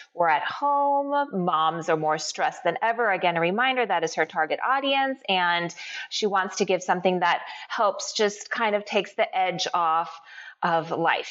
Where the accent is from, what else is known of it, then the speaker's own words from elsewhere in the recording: United States; I'm Japanese American.